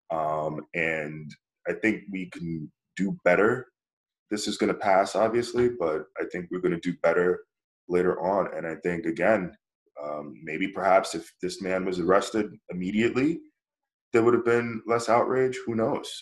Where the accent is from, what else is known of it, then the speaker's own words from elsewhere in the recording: United States; I'm proud of being American